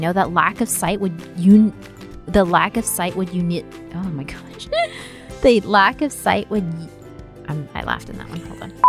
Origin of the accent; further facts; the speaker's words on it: South Korea; first language Korean; English is a second language; Korea. And I don't know, I guess I don't even know how that happened, honestly. But yeah, Korean was my first language.